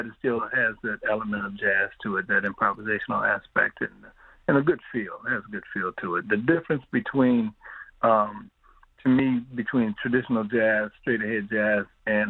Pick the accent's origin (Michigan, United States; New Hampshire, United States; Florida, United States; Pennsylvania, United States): Michigan, United States; Ypsilanti; I'm born and raised in Ypsilanti